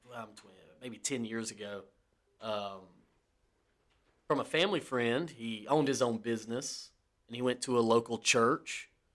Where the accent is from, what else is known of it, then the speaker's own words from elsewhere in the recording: the South, United States; we're from the South